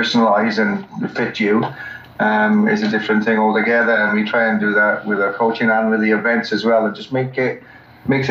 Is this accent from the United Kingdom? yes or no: yes; Wales, United Kingdom; moved away as an adult; also born or lived in Queensland, Australia; now in Australia; I come from Wales originally, came to Australia 17 years ago